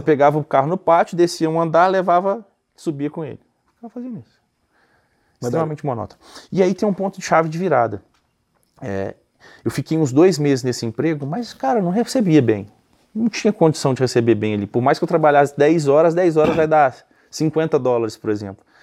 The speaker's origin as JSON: {"language": "Portuguese", "town": "Belo Horizonte", "region": "Minas Gerais", "country": "Brazil", "tie": "born or raised there", "also_born_or_lived": "United States", "moved": "as an adult", "lives_now": "Nova Lima, Brazil", "said": "eu sou de Belo Horizonte, né? Hoje eu moro em Nova Lima, uma cidade que fica bem próximo de BH, a gente está alguns minutos de BH. E eu nasci e cresci aqui"}